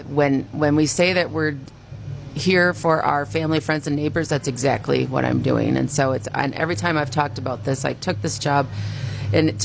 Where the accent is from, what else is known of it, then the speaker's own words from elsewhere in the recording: Randolph, Wisconsin, United States; this was home for me growing up in Randolph